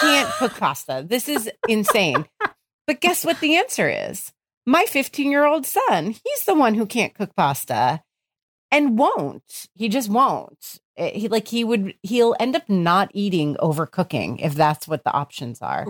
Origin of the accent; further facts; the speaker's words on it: New Jersey, United States; I grew up in New Jersey